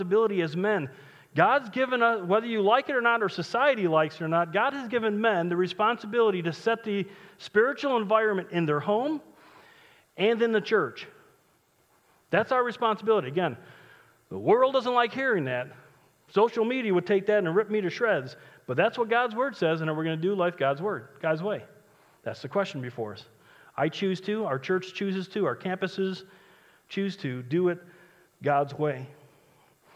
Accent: United States

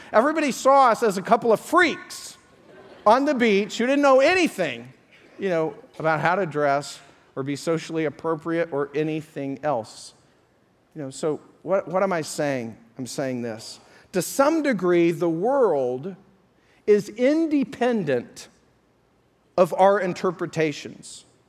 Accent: Colorado, United States; moved away; back to Colorado, my hometown, I went to a, a high school reunion

